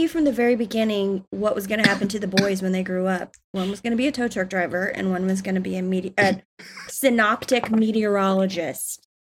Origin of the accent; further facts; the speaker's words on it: South Georgia, United States; I'm from Georgia, like South Georgia, and so, and my family's from Georgia and Alabama